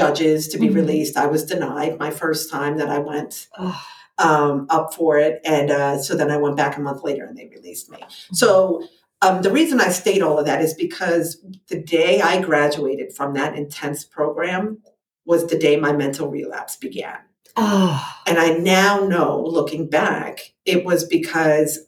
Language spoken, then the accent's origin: English; New Jersey, United States; moved away as an adult; now in Pennsylvania, United States; I'm from New Jersey